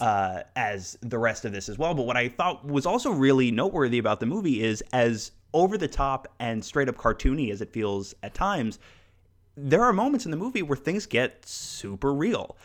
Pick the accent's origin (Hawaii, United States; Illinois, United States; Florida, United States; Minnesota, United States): Florida, United States; South; when I was growing up in South Florida